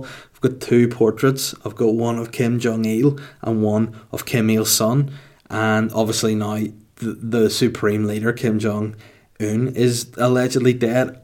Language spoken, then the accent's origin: English; Holywood, Northern Ireland, United Kingdom; Hollywood, my hometown